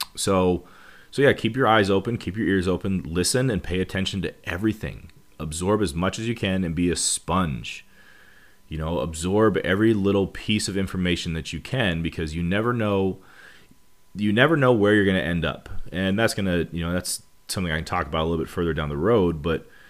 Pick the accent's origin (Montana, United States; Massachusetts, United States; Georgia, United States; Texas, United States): Montana, United States; moved away as an adult; also born or lived in Missouri; I moved from Montana, where I'm from